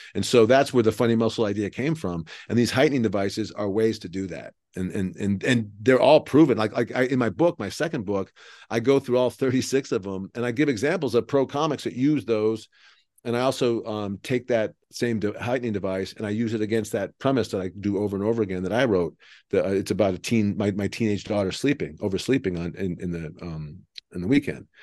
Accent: Cleveland, Ohio, United States; now in Texas, United States; I live in Texas, but I'm from Cleveland

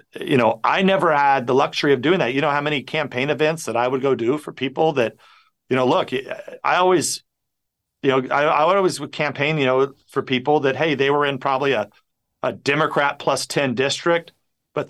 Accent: California, United States; We're both from California and we're neighbors

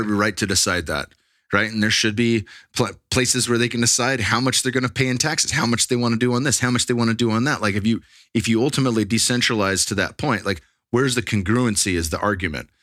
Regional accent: Bay Area, Silicon Valley, California, United States; now in Texas, United States; I grew up in the Bay Area, in the Silicon Valley

